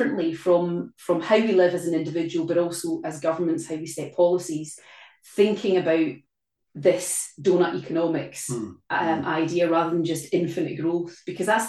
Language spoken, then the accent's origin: English; Glasgow, Scotland, United Kingdom; in Glasgow, my hometown, very close to where we live